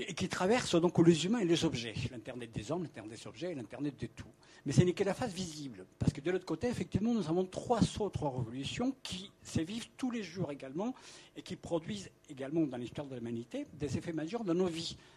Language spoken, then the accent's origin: French; Colombia; moved away as an adult; now in Paris, France; je viens de l'Amérique latine, je suis né en Colombie, j'ai connu le mouvement indien, j'ai connu le mouvement paysan. J'ai passé mon jeune âge, donc des 15 à 18 ans, dans des territoires